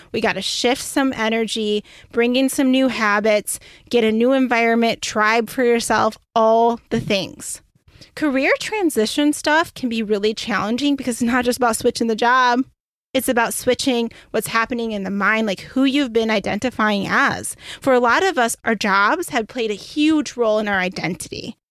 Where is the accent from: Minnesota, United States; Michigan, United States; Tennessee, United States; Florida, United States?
Michigan, United States; moved away; also born or lived in Beaufort, South Carolina; I'm originally from Michigan.